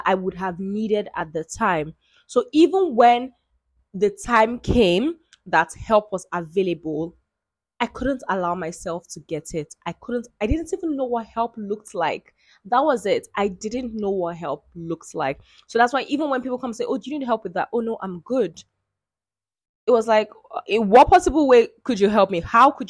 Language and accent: English; Nigeria; I'm Nigerian. I am an Igbo girl, and I am the first girl